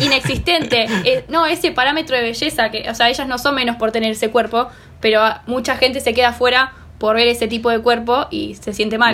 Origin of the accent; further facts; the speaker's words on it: Argentina; Yo como argentina